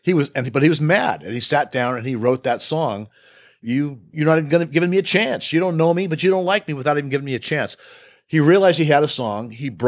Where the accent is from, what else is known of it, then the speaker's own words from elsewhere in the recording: Northern California, United States; also born or lived in Los Angeles / Bakersfield; I grew up in Northern California listening to rock music and, you know, kind of came to Bakersfield by accident because it was the first good job that got me out